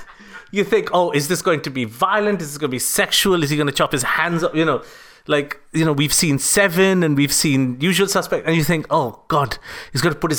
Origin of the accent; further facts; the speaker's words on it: India; As an Indian person